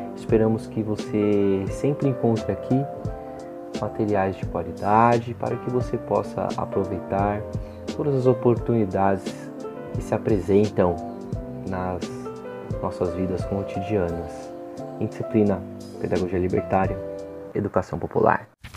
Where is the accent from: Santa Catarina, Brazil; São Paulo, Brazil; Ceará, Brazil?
São Paulo, Brazil; Brasilândia; Nós, que somos de periferia, aqui da Brasilândia